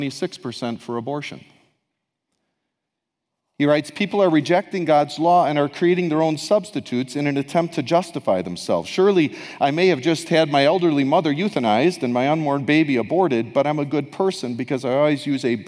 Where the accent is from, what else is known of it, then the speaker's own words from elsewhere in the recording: United States; now in Canada; my home country to the south